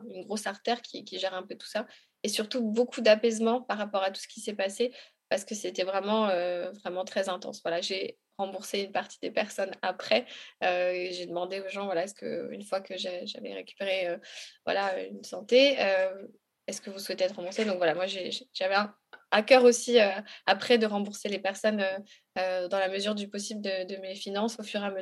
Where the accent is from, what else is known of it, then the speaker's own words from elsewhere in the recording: Republic of the Congo; comme je suis, je viens du Congo, si tu veux, je suis originaire de là-bas